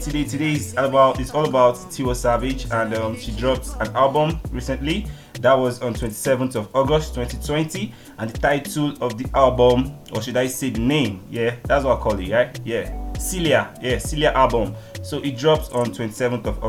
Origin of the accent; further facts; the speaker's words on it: Lagos, Nigeria; also born or lived in Delta State, Nigeria; now in Ilorin, Nigeria; I'm from Delta State, Nigeria. I live in Ilorin City, Kwara State. My mom and everybody is in Lagos State, but I'm a born and bred kid, you know, in Lagos City